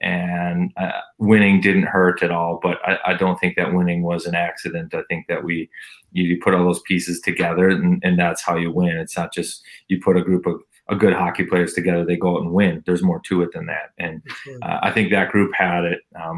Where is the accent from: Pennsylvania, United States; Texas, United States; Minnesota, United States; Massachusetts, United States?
Minnesota, United States; because I'm from Minnesota and that's where I finished playing.